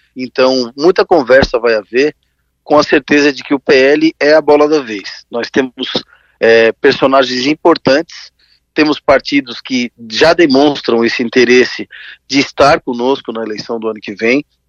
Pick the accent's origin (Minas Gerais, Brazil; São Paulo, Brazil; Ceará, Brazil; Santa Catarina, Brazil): Santa Catarina, Brazil; Criciúma; Criciúma é, é, a minha cidade natal